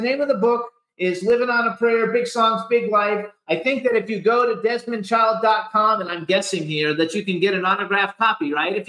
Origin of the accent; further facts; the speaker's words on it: Miami, Florida, United States; also born or lived in Fort Lauderdale, Florida; I was born in Miami, and I lived in Fort Lauderdale or South Florida for like 48 years.